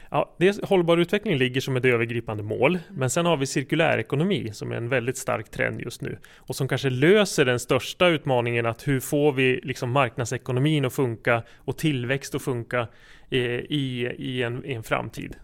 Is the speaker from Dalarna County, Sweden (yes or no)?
no; Jämtland, Sweden; moved away as an adult; also born or lived in Uppsala; jag är uppvuxen här i Jämtland men har bott i Uppsala eh, lång tid av mitt liv